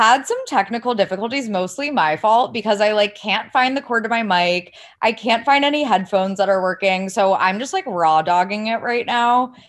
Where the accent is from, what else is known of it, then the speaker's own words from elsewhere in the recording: Ohio, United States; I had always been told, like, I sound like I'm from California. I'm from Ohio. This is like just the way I talk.